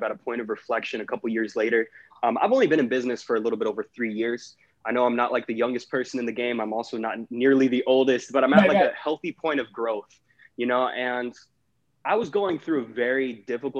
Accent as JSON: {"language": "English", "town": "Jacksonville", "region": "Florida", "country": "United States", "said": "I'm originally from Jacksonville, Florida"}